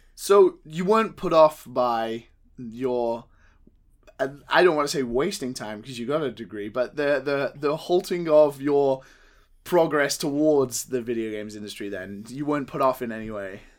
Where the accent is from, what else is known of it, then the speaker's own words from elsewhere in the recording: United Kingdom; as a Brit